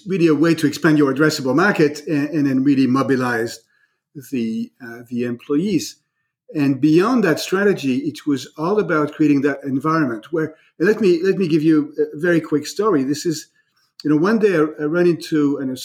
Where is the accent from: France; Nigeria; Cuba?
France; now in United States; I am myself an immigrant, right? I was born in France